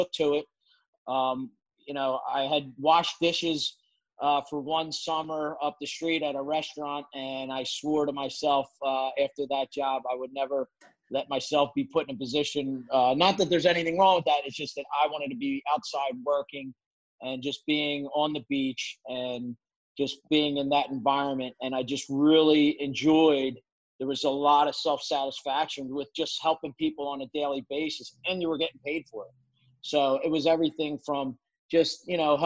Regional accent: Atlantic City, New Jersey, United States; I was born and raised in Atlantic City

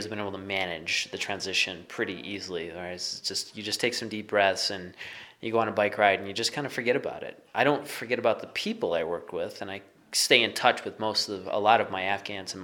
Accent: Midwest, United States; moved away as an adult; I grew up in the Midwest.

